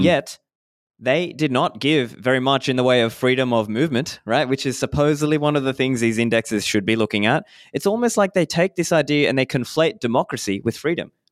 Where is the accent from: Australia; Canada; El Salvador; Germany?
Australia; moved away as an adult; also born or lived in Sri Lanka; now in Dubai, United Arab Emirates; I was born in Sri Lanka, grew up in Australia